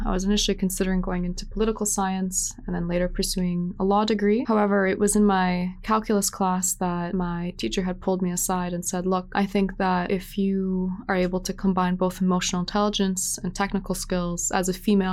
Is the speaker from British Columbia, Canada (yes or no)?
yes; Vancouver, British Columbia, Canada; I grew up here in Vancouver